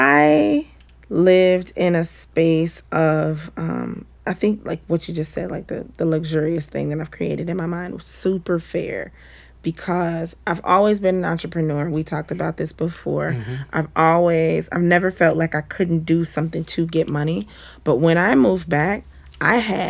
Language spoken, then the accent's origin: English; Cincinnati, Ohio, United States; moved away as an adult; also born or lived in Atlanta; moving back to my hometown